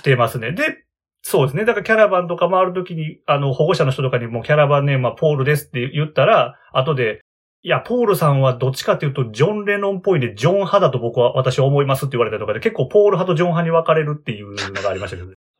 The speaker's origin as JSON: {"language": "Japanese", "region": "Hyogo", "country": "Japan", "tie": "born or raised there", "said": "出身は兵庫県です。"}